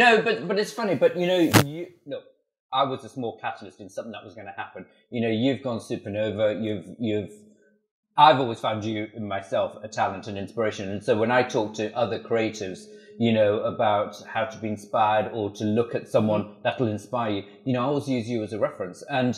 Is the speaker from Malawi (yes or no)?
yes; Malawi; born there; also born or lived in Swaziland / Botswana; I was born in Malawi. I lived in Swaziland and Botswana.